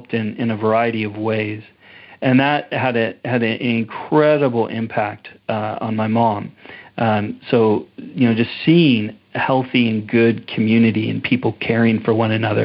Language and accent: English; Portland, Oregon, United States; moved away as an adult; also born or lived in Redding, California; now in Canada; I was born in Redding, California, and then my mom moved to Portland, Oregon. So I grew up in Portland